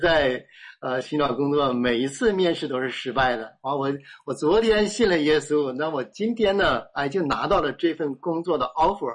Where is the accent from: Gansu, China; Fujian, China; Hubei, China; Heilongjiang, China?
Heilongjiang, China; 我们家是东北人，那是在东北的黑龙江